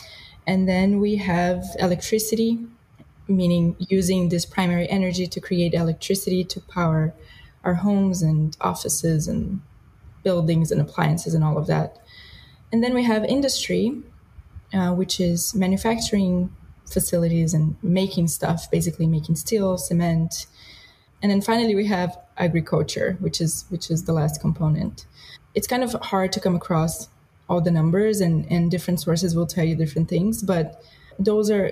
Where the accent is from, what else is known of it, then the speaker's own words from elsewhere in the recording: Brazil; moved away; I grew up in Brazil